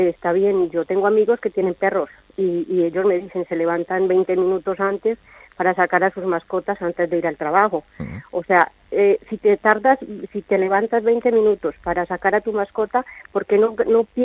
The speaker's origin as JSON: {"language": "Spanish", "country": "Colombia", "lives_now": "Spain", "said": "Yo soy de Colombia."}